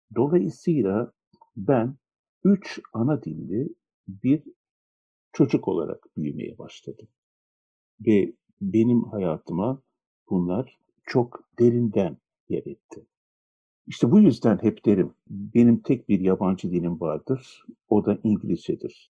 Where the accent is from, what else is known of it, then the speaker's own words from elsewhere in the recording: Istanbul, Turkey; Çocukluğum İstanbul'da Şişli, Osman Bey, Feriköy, Pangaltı, Teşvikiye, Nişantaşı çevrelerinde geçti, Kurtuluş'ta geçti.